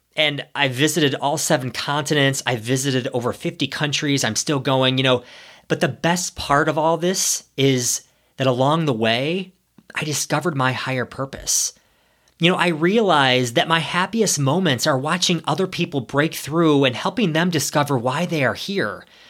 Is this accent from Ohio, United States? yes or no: yes; Ohio, United States; moved away as an adult; also born or lived in New York City; I'm a small town boy. I grew up in Ohio